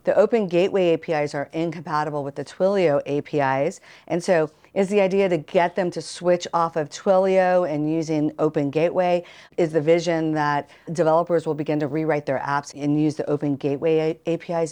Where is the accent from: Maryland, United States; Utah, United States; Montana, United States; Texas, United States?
Texas, United States; Austin; my hometown of Austin, Texas